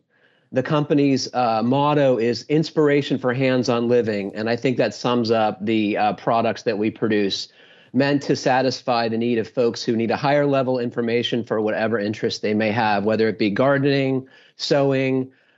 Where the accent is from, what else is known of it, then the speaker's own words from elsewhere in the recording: Pittsburgh, Pennsylvania, United States; So I grew up in the Pittsburgh area in the mid 80s.